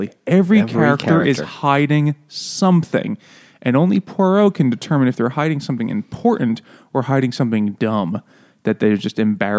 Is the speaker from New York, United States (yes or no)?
yes; New York, United States; And we're from New York.